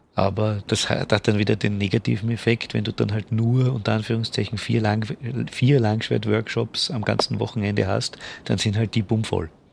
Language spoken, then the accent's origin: German; Vienna, Austria; als Österreicher und als Wiener